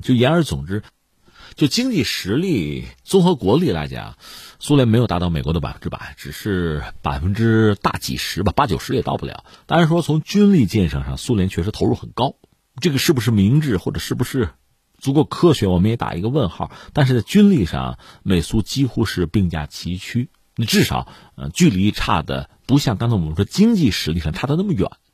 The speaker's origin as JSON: {"language": "Chinese", "country": "China", "said": "我们不是俄国人， 我们是中国人"}